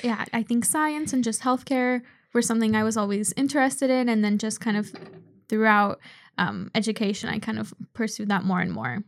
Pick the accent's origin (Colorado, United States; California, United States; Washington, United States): Washington, United States; Seattle; I was born in Seattle, but my parents both immigrated from Poland